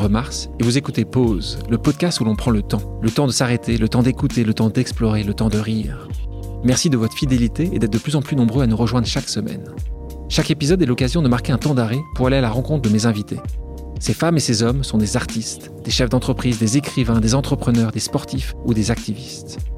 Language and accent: French; France; nous, on est nés en France.